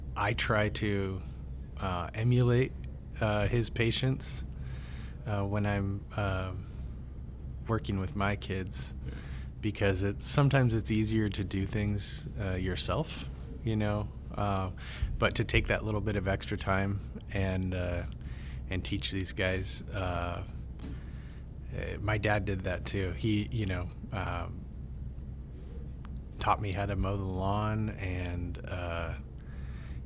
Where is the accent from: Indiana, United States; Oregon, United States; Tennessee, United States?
Oregon, United States; Coos Bay; also born or lived in Mesa, Arizona; I was born in Coos Bay, Oregon, in 1983.